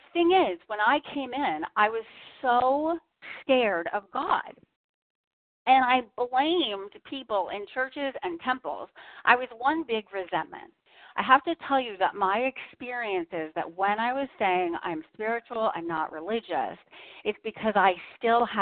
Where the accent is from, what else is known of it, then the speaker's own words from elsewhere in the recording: Boston, Massachusetts, United States; I'm from Boston.